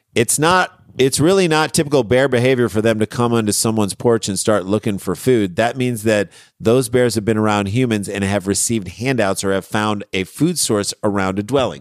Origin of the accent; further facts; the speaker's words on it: St. Louis, Missouri, United States; also born or lived in Ann Arbor, Michigan / New York City; now in Los Angeles, United States; We, we grew up in Saint Louis, Missouri